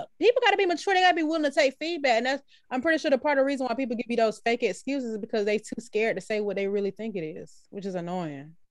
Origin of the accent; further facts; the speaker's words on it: United States; I'm American